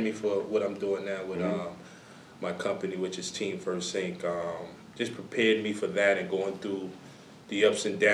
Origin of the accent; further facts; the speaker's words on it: New York City, New York, United States; also born or lived in Miami; growing up in Brooklyn, it was a dog fight to play basketball